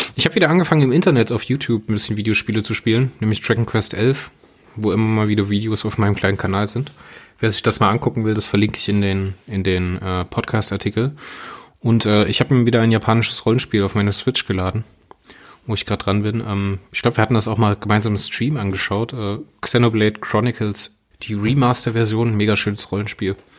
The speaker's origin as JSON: {"language": "German", "area": "Hunsrück", "region": "Rhineland-Palatinate", "country": "Germany", "said": "bei uns im Hunsrück."}